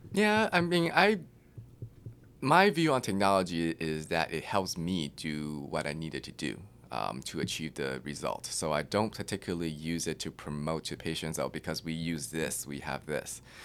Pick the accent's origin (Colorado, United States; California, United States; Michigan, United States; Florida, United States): California, United States; Claremont; moved away as an adult; also born or lived in New York City; now in Austin, United States; I grew up in Claremont, which is in the L A County